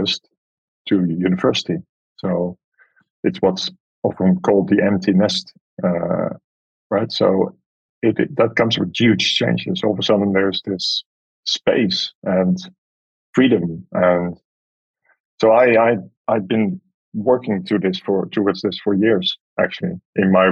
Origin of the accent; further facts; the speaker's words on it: Amsterdam, North Holland, Netherlands; moved away; staying in a camper van in the pouring rain in my hometown